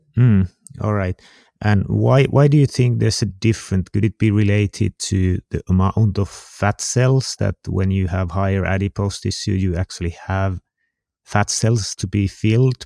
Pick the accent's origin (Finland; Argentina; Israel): Finland; I'm from Finland